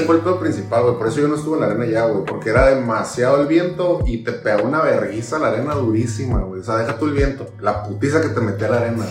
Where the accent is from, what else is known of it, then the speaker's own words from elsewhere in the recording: northern Mexico, Mexico; nosotros que somos norteños